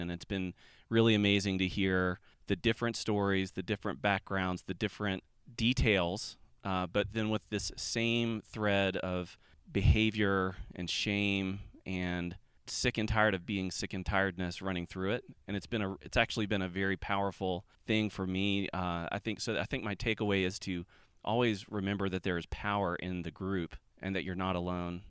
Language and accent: English; Atlanta, Georgia, United States; I'm from Atlanta